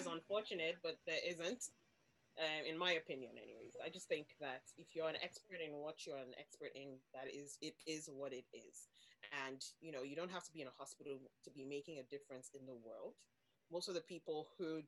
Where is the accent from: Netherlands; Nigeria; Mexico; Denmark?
Nigeria; moved away as an adult; now in Ireland; I am from Nigeria originally. I've lived in Ireland for 13 years now